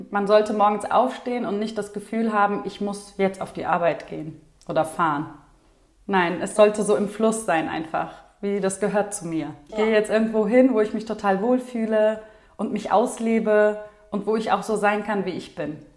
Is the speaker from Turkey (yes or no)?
yes; Turkey; Ich komme ja eigentlich aus der Türkei und ich fühle mich auch so türkisch. Und wir reden zu Hause auch türkisch.